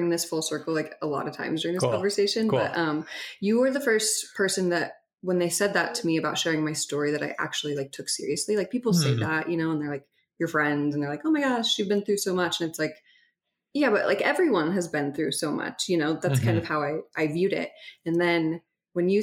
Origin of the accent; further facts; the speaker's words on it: Holladay, Utah, United States; I grew up in Salt Lake in Holiday, and I did not grow up LDS